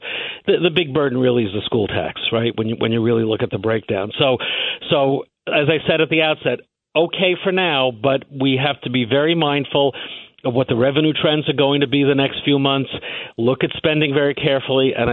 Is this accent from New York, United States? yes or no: yes; New York, United States; I'm born and raised in New York. I don't intend to live anywhere else